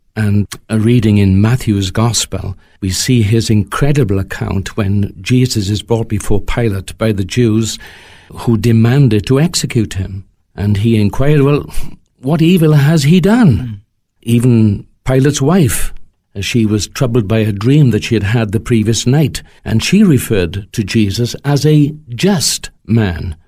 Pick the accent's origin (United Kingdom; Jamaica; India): United Kingdom; Wales; as a Welshman, may I say that we have our own language